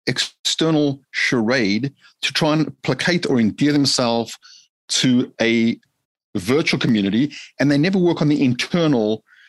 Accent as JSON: {"language": "English", "country": "South Africa", "tie": "born or raised there", "said": "growing up in South Africa, grew up in a very modest way, meaning, you know, most people think of Jewish, Caucasian South Africans having a lot of dough, grew up very modest."}